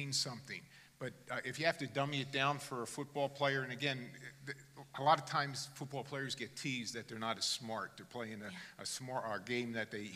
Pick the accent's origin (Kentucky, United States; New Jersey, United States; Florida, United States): New Jersey, United States; Born in God's country, New Jersey. I'm an American